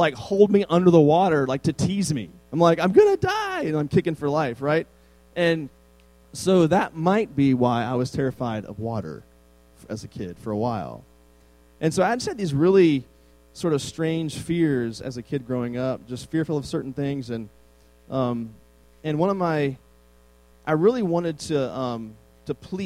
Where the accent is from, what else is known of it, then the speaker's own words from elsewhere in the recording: Northern Virginia, United States; It's a really small, like, farming town in Virginia, Northern Virginia.